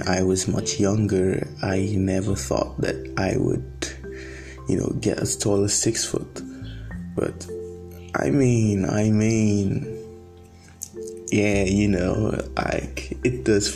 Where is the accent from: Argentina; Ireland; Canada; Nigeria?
Nigeria; I'm predominantly Nigerian